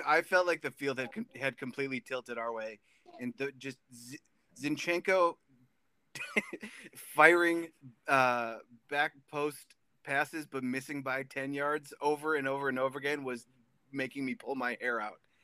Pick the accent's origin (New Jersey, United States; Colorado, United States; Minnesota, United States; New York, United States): Minnesota, United States; I was born and raised in Minnesota, and I am a Minnesota sports fan